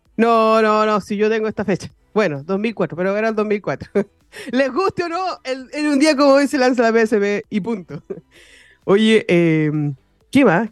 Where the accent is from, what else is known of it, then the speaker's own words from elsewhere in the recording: Chile; also born or lived in Viña del Mar; como buen chileno, desde las 12 de la noche estamos celebrando eh, todo, ser chileno